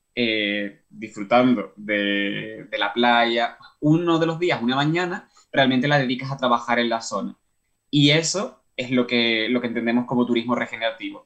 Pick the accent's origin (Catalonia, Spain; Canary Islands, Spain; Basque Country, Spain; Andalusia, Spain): Canary Islands, Spain; moved away as an adult; now in Ireland; yo soy canario, pero estoy trabajando ahora en Irlanda como parte de mi tesis doctoral